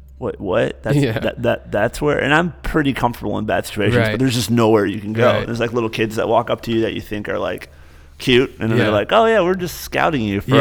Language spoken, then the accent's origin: English; Michigan, United States; moved away; also born or lived in Cincinnati, Ohio; he's from Michigan, I'm from Michigan